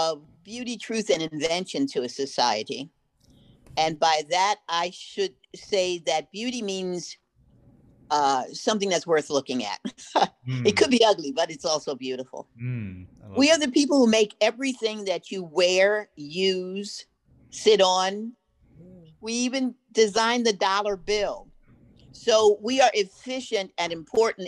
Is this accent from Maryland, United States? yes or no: yes; Baltimore, Maryland, United States; I was raised in Sandtown, but my parents were sharecroppers in North and South Carolina